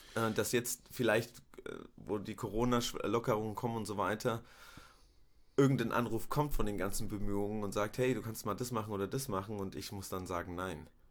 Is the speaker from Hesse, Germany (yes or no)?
yes; Rüsselsheim, Hesse, Germany; ich bin in Rüsselsheim geboren, ähm, aufgewachsen